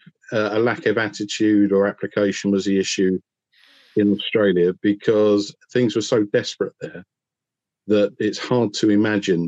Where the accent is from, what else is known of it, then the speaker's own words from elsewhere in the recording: England, United Kingdom; I'm English